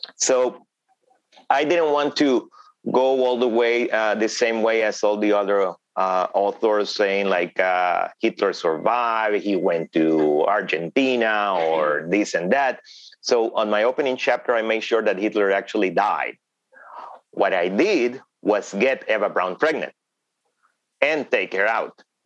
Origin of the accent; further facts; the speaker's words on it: Honduras; English is a second language; in Honduras, I'm not a minority, but in the United States, mm-hmm. I am.